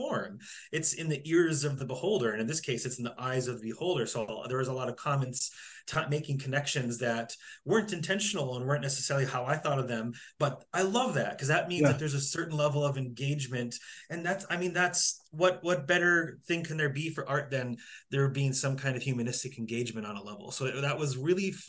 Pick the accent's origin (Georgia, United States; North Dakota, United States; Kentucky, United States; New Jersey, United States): North Dakota, United States; moved away; I grew up in North Dakota.